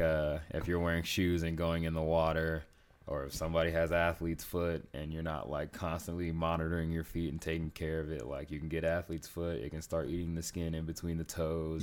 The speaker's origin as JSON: {"language": "English", "town": "Las Vegas", "region": "Nevada", "country": "United States", "tie": "born or raised there", "also_born_or_lived": "South Carolina", "said": "I live most of my life in Vegas, but I was born in South Carolina."}